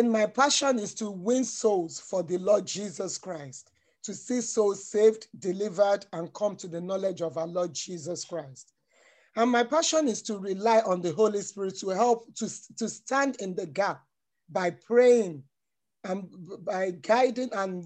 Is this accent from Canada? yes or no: no; Nigeria; now in United Kingdom; Born in Nigeria, but I'm a British citizen